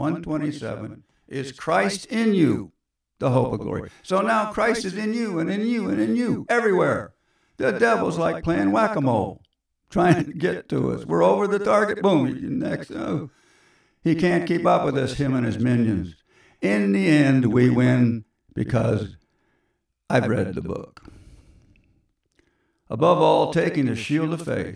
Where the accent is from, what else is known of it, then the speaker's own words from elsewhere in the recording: California, United States; accent: southern Kansas drawl; also born or lived in Kansas; Excuse my southern Kansas drawl I switch back to now and then. I'm really from California